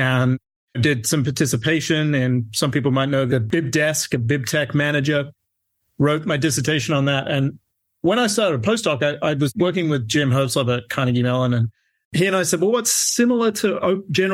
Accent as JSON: {"language": "English", "country": "Australia", "tie": "born or raised there", "accent": "Australian", "moved": "as an adult", "lives_now": "United States", "said": "I grew up in Australia"}